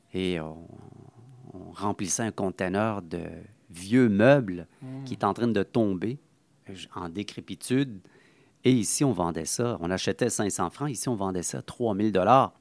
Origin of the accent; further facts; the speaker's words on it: Montreal, Quebec, Canada; mon, enfance de Saint-Henri. Donc, j'ai été né euh, à Saint-Henri